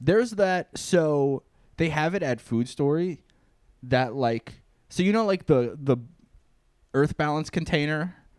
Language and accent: English; New York, United States; I'm from New York